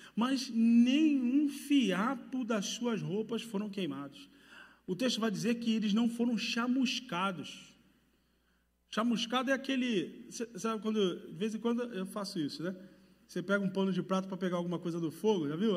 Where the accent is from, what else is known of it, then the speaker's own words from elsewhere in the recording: Rio de Janeiro, Brazil; moved away; pelo meu sotaque, sabe, já percebeu que eu sou do Rio de Janeiro